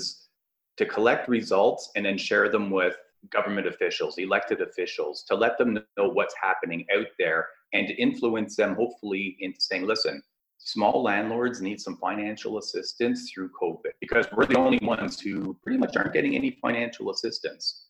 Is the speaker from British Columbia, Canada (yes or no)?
no; Ottawa, Ontario, Canada; I'm from Ottawa